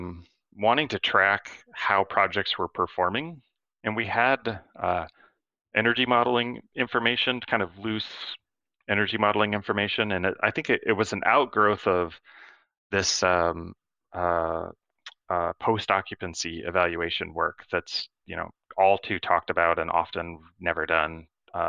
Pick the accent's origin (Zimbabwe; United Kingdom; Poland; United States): United States; Michigan; I grew up in Michigan